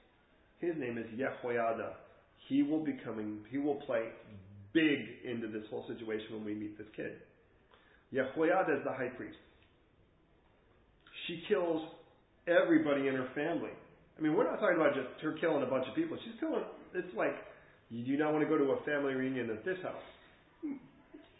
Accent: England, United Kingdom; we're English here

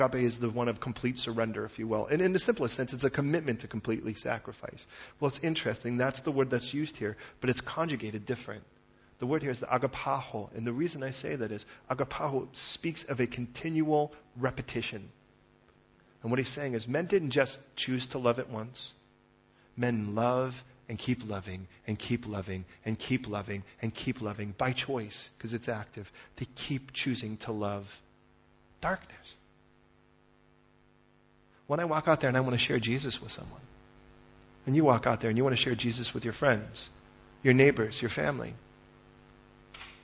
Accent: Chicago, Illinois, United States; moved away; I was raised in Chicago originally

